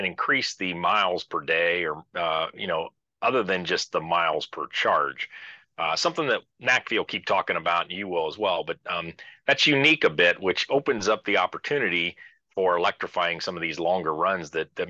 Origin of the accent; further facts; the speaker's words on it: Midwest, United States; I'm from the Midwest, we call them sodas. or I guess maybe I should say pop would be more what I heard as a kid.